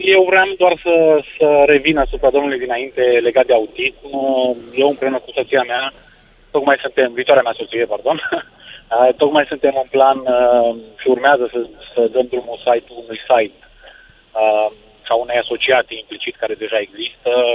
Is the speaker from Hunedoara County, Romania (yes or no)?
no; Baia Mare, Maramureș County, Romania; noi suntem fiind din Baia Mare